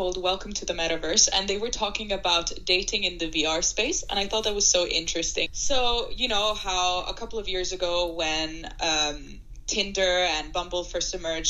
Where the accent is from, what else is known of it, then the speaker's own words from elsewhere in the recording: Shanghai, China; English is a second language; moved away as an adult; also born or lived in Italy / United Kingdom; Thank you for having me. I'm Italian, but I grew up in Shanghai, where I did high school because my dad was moved there because of his job.